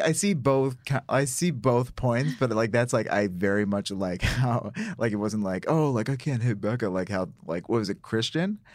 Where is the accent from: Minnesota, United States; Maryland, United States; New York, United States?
New York, United States; Syracuse; I'm from Syracuse, uh, which is upstate New York